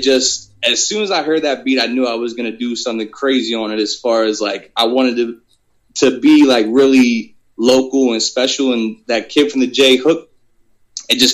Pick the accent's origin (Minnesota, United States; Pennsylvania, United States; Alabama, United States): Pennsylvania, United States; Jonestown; now in Harrisburg, United States; me growing up in Jonestown